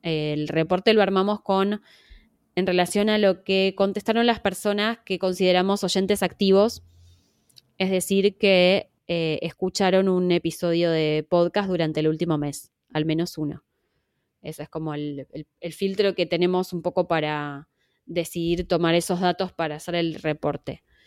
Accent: Argentina; accent: Argentine; yo tengo acento argentino porque soy argentina

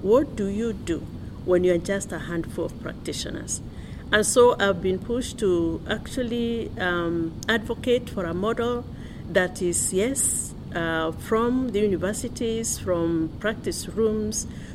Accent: Kenya; I come from Kenya

